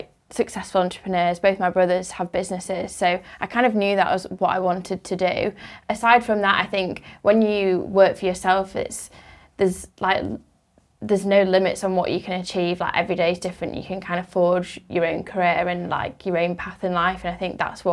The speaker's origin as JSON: {"language": "English", "town": "Leeds", "region": "Yorkshire and the Humber", "country": "United Kingdom", "said": "I'm from Leeds, which is a little bit further away."}